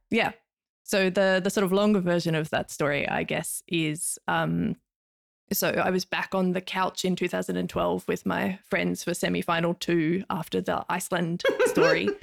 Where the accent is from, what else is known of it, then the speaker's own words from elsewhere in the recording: Hobart, Tasmania, Australia; accent: Australian; now in Finland; I am from Nipaluna, um, otherwise more commonly known in English as Hobart.